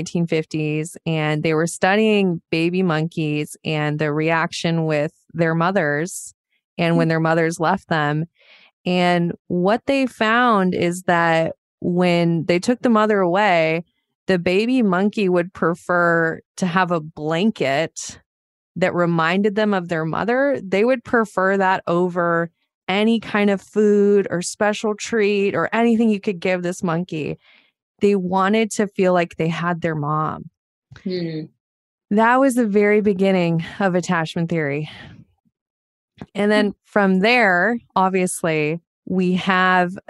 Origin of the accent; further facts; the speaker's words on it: Montana, United States; I grew up in Montana